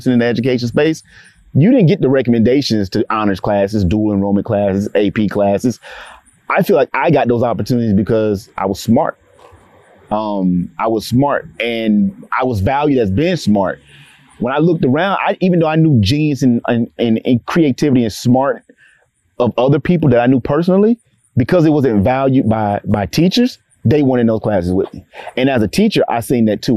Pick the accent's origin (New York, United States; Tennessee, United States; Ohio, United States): Tennessee, United States; Clarksville; growing up in Clarksville, particularly as a Black male in education